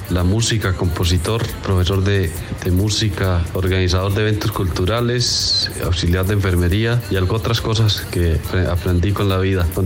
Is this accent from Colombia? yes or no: yes; California, Santander, Colombia; also born or lived in Cucutilla; mi madre nacía en el municipio de Suratá, mi padre en el municipio de Charta. Yo nací en el municipio de Cocutilla, pero, pero fue porque mi padre hizo un viaje a esas tierras y allá eh, nací yo, pero yo me considero californiano porque a los dos años volvimos a California